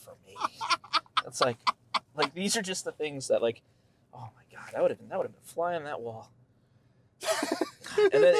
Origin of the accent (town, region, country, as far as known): United States